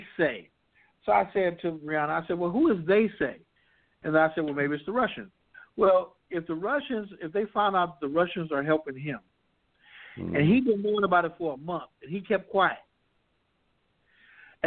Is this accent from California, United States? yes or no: yes; Compton, California, United States; When I was growing up in Compton, I was going to school